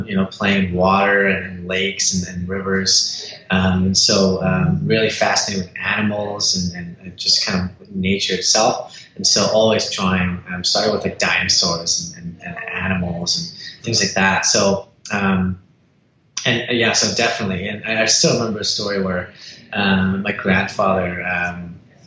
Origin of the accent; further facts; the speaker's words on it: Surrey, British Columbia, Canada; also born or lived in Winnipeg, Manitoba / Los Angeles, California; it was Surrey, British Columbia. So Surrey Langley. And so I've been in this part for over 25 years or so